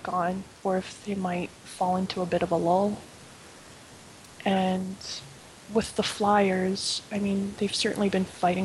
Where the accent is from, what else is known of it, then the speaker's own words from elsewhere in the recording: Canada; I'm actually from Canada